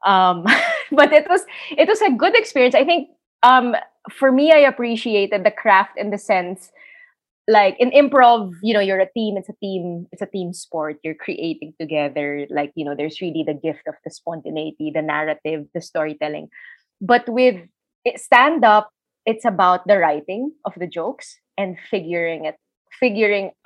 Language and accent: English; Philippines; accent: Filipino; now in Australia; my situation as a Filipino migrant